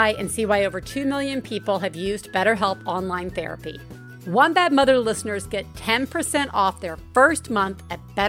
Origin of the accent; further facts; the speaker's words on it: Deep South, United States; growing up in the Deep South.